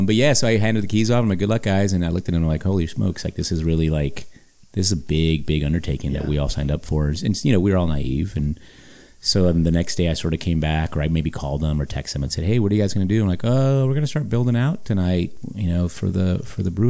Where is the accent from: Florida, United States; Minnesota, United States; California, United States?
California, United States; Los Angeles; born and raised in Hollywood